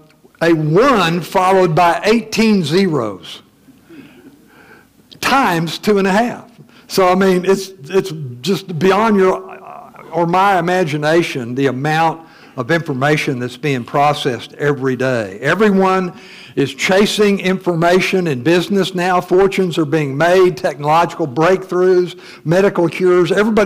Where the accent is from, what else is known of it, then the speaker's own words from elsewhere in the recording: Missouri, United States; You know, I'm from Missouri, the show me state.